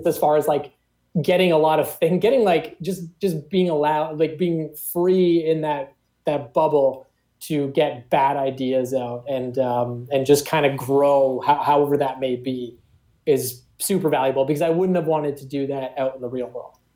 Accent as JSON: {"language": "English", "town": "Toronto", "region": "Ontario", "country": "Canada", "said": "we're all from Toronto"}